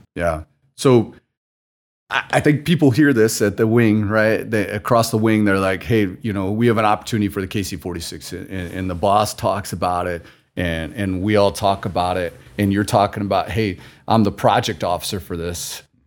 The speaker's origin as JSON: {"language": "English", "region": "Missouri", "country": "United States", "tie": "born or raised there", "moved": "yes", "said": "I'm from the Midwest to, grew up in s, in Missouri"}